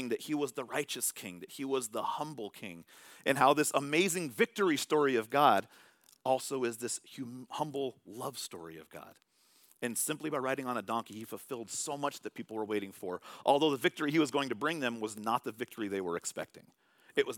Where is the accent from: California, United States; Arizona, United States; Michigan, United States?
California, United States; moved away; I'm from California.